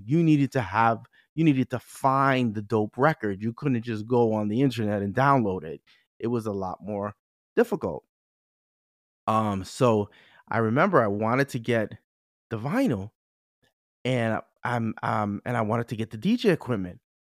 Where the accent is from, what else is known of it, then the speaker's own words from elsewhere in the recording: New York City, New York, United States; I'm a Bronx boy